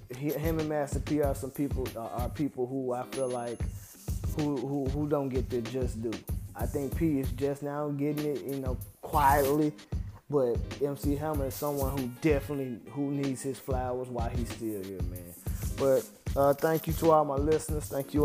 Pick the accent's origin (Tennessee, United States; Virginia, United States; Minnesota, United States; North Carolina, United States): Tennessee, United States; Memphis; I'm from Memphis and I'm from the same neighborhood as them